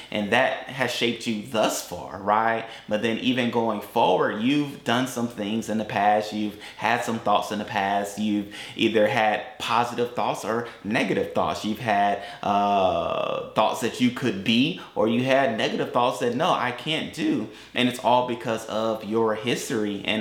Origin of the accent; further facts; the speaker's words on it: Tampa, Florida, United States; also born or lived in Atlanta; we, we're from Tampa. We live in Tampa. They know that I lived in Atlanta.